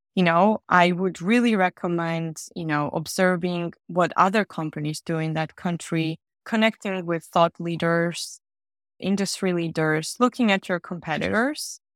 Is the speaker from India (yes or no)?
no; Georgia; moved away as an adult; also born or lived in Riga, Latvia / France / Germany; now in London, United Kingdom; I'm originally from Georgia, the country, not the state